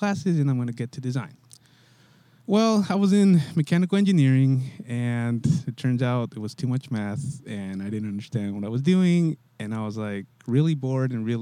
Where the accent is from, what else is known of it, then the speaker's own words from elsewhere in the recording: Santa Cruz, California, United States; I grew up in Santa Cruz